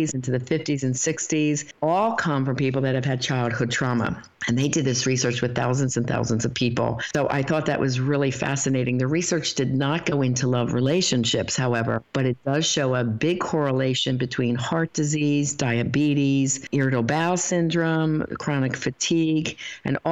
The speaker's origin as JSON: {"language": "English", "country": "United States", "tie": "born or raised there", "said": "we grew up in America"}